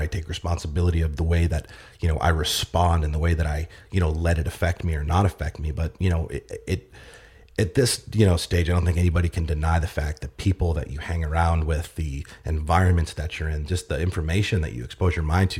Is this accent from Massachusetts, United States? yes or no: yes; Boston, Massachusetts, United States; But I grew up in Massachusetts, Boston. I was actually born in Boston, bounced around different, cities and suburbs.